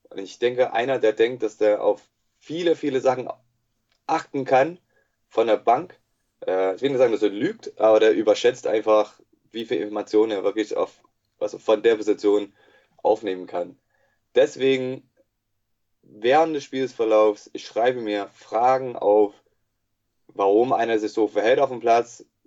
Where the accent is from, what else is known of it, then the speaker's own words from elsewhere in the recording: United States; German is a second language; moved away as an adult; also born or lived in Bonn / Cologne / Berlin / Leipzig; now in Jena, Germany; ich wurde eigentlich in den USA geboren und äh, erzogen worden. Ähm, bis 22. Bin dann halt nach Deutschland gekommen vor äh, elf Jahren.